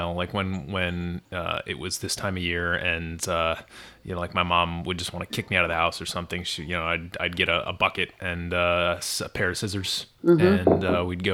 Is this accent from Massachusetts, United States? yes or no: yes; Western Massachusetts, United States; I grew up in Western Mass